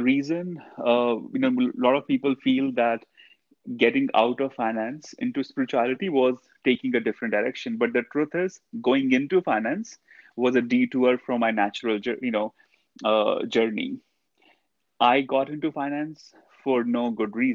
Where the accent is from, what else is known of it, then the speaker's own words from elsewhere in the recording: India; I grew up in India.